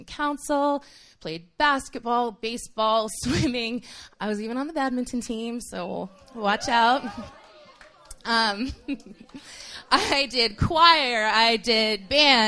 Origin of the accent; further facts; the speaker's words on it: Toronto, Ontario, Canada; moved away as an adult; also born or lived in Haiti; now in United States; When I was 8 years old, my family moved to Toronto, Ontario. And I grew up in Canada